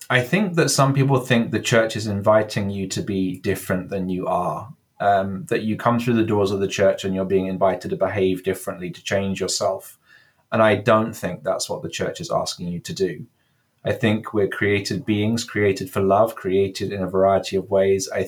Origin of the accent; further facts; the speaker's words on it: England, United Kingdom; now in California, United States; Um, I'm English. You can maybe hear from my accent, but I've been 12 years in California at this point. So my vowels are slightly kind of affected by that.